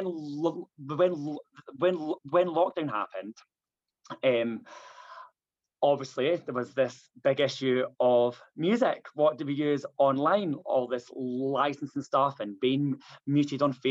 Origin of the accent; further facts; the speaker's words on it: Stirling, Scotland, United Kingdom; moved away as an adult; now in Manchester, United Kingdom; I am Scottish. I was born in Stirling, but moved to down to Manchester in 2007 when I was 24, and I've been here since.